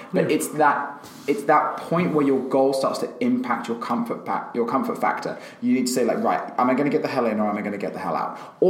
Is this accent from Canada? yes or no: no; Australia; I'm Australian and I like going for a pint.